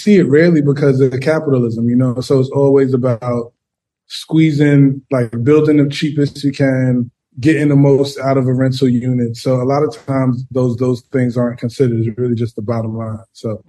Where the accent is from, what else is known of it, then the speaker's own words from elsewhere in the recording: New York City, New York, United States; also born or lived in Queens / Brooklyn / West Village; Born and bred in the Bronx.